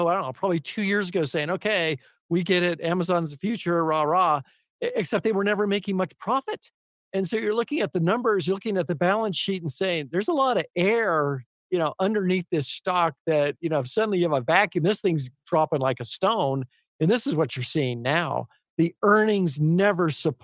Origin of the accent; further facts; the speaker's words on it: Albuquerque, New Mexico, United States; also born or lived in Walnut Creek, California; I was 3 months old when we moved here